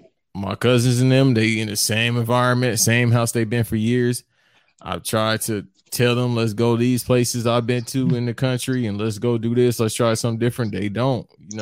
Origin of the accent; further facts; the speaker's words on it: Los Angeles, California, United States; I grew up like on Florence and 4th, Florence and West, all those areas right there, basically all Florence and Normandy area. So I moved around a lot as a kid, but I've always stayed in Florence